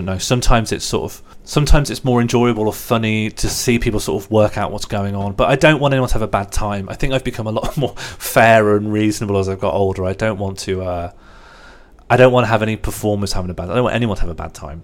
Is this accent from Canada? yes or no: no; Birmingham, West Midlands, United Kingdom; I'm from Birmingham as well, so if I talk slowly and without emphasis, there's sort of an annoying overlap in some parts of the accent